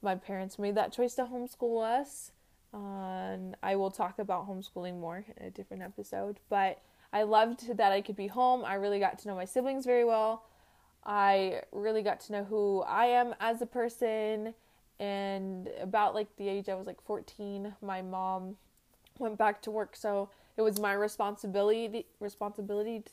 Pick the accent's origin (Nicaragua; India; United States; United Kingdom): United States; Tooele, Utah; also born or lived in Dallas, Georgia; now in Salt Lake City, United States; I grew up here in, well, not in Salt Lake, but in Tooele, which is 30 minutes somewhere away from Salt Lake City